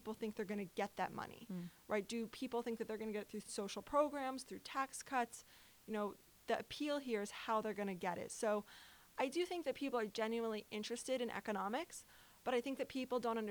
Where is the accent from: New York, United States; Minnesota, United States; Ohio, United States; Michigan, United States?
New York, United States; I'm from New York